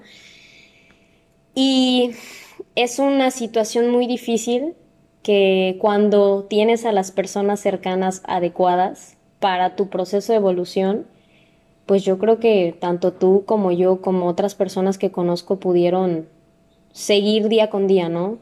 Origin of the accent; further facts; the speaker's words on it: Mexico; nosotros como mexicanos